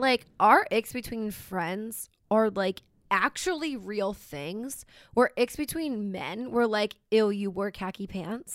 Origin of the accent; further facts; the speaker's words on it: Philadelphia, Pennsylvania, United States; moved away; I'm from Philly area